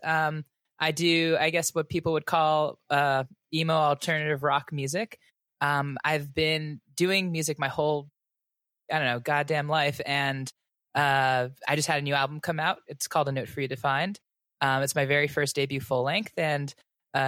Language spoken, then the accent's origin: English; New York City, New York, United States; moved away as an adult; now in Los Angeles, United States; I'm from Forest Hills, Queens, born and raised, lived there the majority of my life.